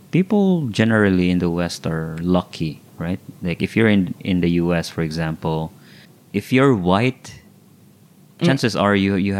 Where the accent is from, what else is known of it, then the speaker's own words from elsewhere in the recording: Philippines; Filipinos now are all over the world.